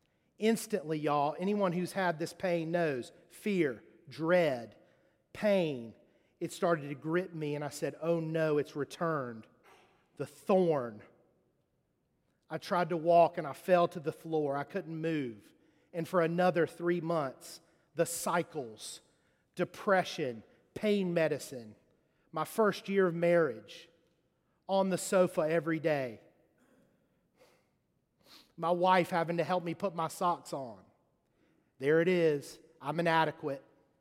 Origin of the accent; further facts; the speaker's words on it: Mississippi, United States; and I'm from Mississippi, I can't get up there and not have my teeth.